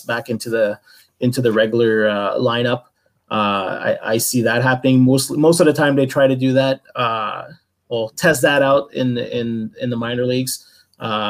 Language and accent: English; Canada; I'm a Canadian guy